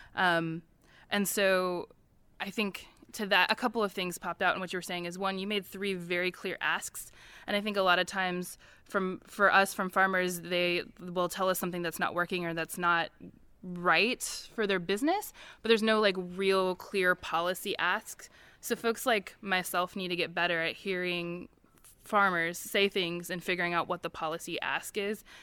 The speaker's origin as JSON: {"language": "English", "region": "Missouri", "country": "United States", "tie": "born or raised there", "moved": "as an adult", "lives_now": "West Virginia, United States", "said": "I grew up in the Midwest. I grew up in Missouri"}